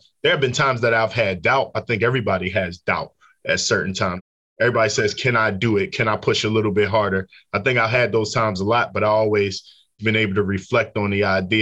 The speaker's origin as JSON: {"language": "English", "town": "Philadelphia", "region": "Pennsylvania", "country": "United States", "tie": "born or raised there", "said": "I grew up in Philadelphia, North Philadelphia, to be exact"}